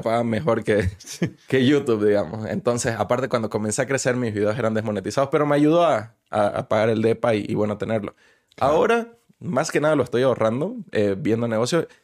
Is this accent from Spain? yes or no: no; Bolivia; now in Mexico; mi país